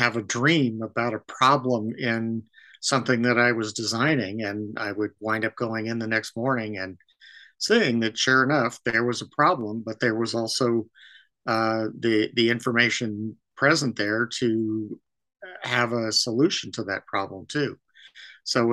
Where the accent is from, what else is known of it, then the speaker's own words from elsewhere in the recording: Northern California, United States; I grew up in Northern California.